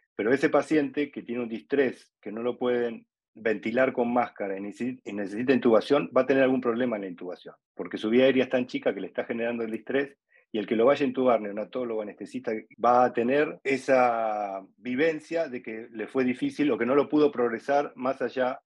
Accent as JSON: {"language": "Spanish", "region": "Buenos Aires", "country": "Argentina", "said": "soy de Buenos Aires, Argentina"}